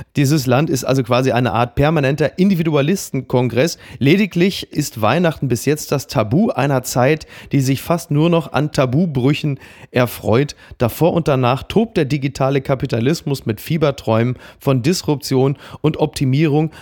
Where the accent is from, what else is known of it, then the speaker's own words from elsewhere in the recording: Dortmund area, North Rhine-Westphalia, Germany; ich als jemand, der aus der Gegend kommt